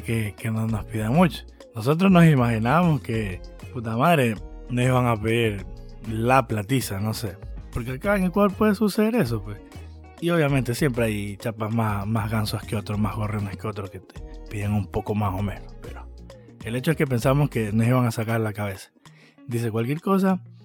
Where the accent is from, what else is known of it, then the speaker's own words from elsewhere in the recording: Ecuador; venimos de Ecuador